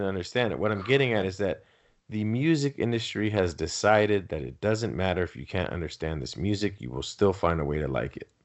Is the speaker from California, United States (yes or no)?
yes; Southern California, United States; first language Spanish; English is a second language; also born or lived in San Diego County; I'm from Southern California